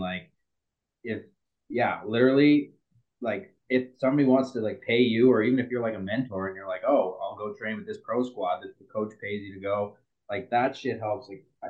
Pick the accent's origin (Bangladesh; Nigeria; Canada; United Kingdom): Canada; I'm the Canadian.